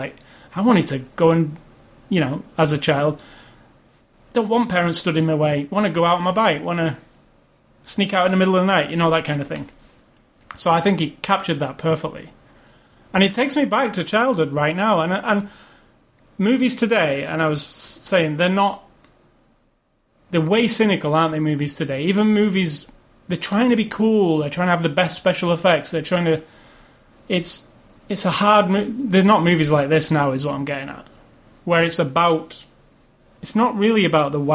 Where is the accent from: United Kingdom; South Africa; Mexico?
United Kingdom; England; as an English kid